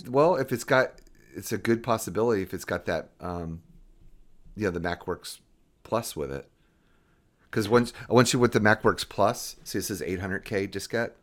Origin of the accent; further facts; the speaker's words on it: Jacksonville, Florida, United States; I grew up in Jacksonville, Florida